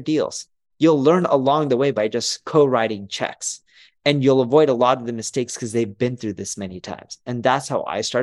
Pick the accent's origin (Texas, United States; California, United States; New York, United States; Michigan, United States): California, United States; Orange County, Southern; we're from Southern California to Los Angeles, technically Orange County, but it's close enough to Los Angeles.